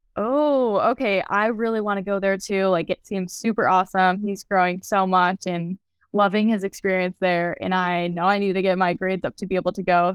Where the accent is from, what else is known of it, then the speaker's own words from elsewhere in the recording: Lafayette, Indiana, United States; I'm from Lafayette, Indiana